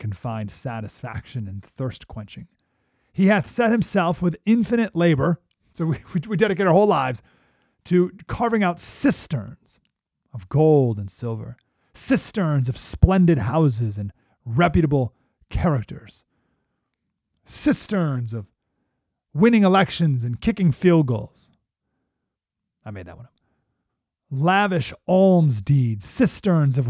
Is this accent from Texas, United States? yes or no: no; Syracuse, New York, United States; My whole life growing up, we grew up in Syracuse, New York, so we were there with all the Bills, Super Bowls